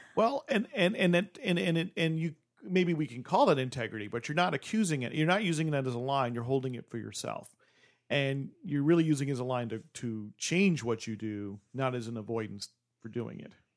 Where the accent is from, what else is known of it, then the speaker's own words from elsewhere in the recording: New Jersey, United States; moved away; I'm from New Jersey